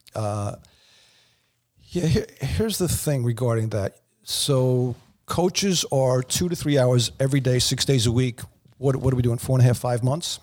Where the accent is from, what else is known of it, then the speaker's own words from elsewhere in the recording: East Meadow, New York, United States; I played Saint Raphael C Y L in East Meadow